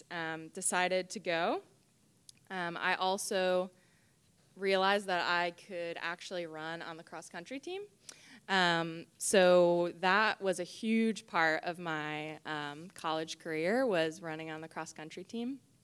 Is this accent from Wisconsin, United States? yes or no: no; Algonquin, Illinois, United States; moved away as an adult; also born or lived in Taylor University, Indiana / Chicago; I grew up in the Chicago area, um, Algonquin, Illinois